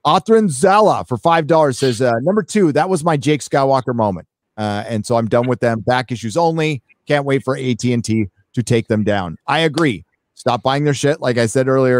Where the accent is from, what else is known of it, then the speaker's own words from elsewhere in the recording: United States; I'm American